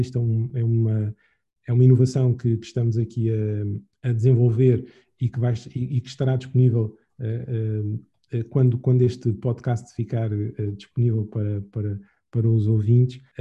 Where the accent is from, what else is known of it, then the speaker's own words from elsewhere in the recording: Angola; como angolanos